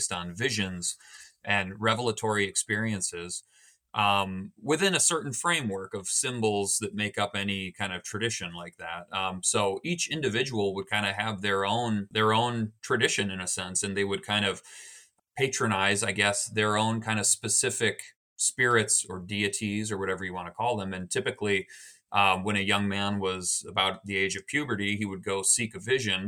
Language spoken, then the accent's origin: English; United States; growing up in America in the 1990s and 2000s